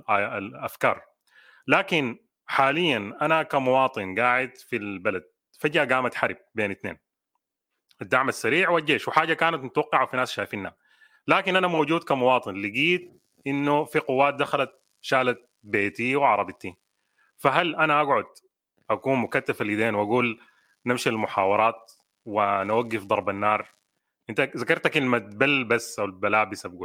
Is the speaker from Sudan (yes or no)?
yes; Sudan; احنا كشعب سوداني بنتكلم مع نفسنا